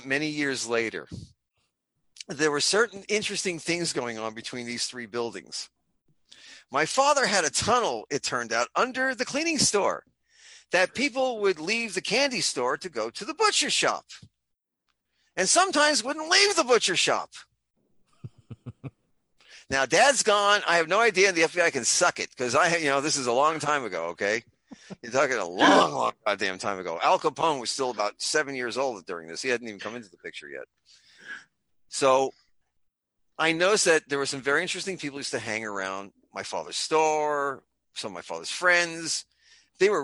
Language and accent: English; New York City, New York, United States; born or raised there; now in Tampa Bay, United States